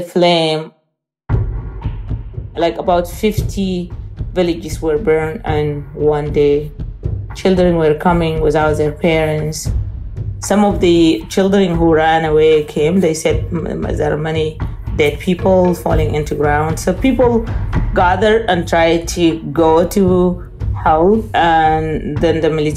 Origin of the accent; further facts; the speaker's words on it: Kabkabiya, North Darfur, Sudan; moved away; My hometown is the most beautiful city in the world.